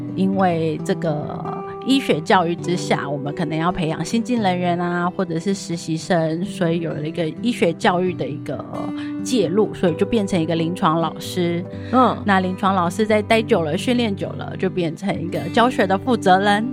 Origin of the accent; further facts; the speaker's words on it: Taipei, Taiwan; 我来自台北